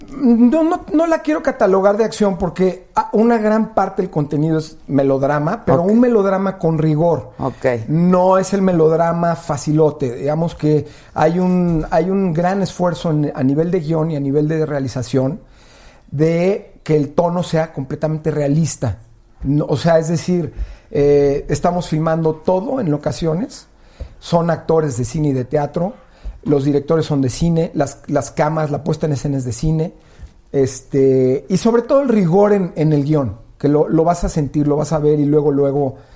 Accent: Mexico; Fíjate, la malagueña, soy puro mexicano, el herradero, mi preferida.

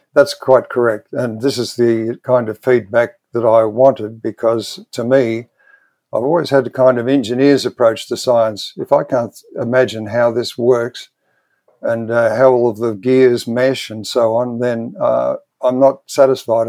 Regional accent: Melbourne, Victoria, Australia; I was born and bred in Melbourne, in Australia.

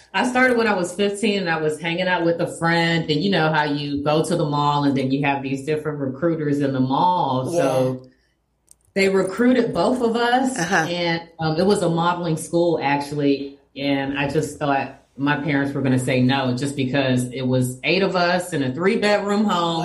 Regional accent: Miami, Florida, United States; First generation Haitian American. My parents came in the 70s, in the 70s to the United States.

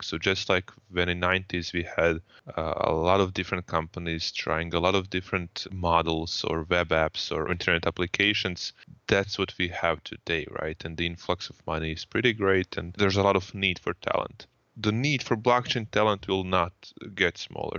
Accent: Croatia; I come from Croatia

